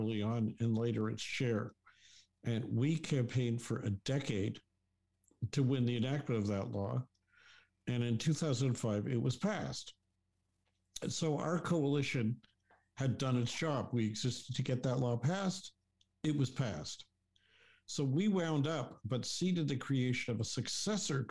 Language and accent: English; Toronto, Ontario, Canada; I went to school in Toronto for my high school and elementary school